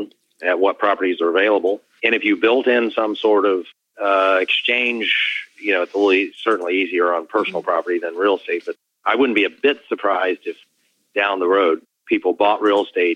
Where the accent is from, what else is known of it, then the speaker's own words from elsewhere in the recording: Columbus, Ohio, United States; in my hometown, Columbus, Ohio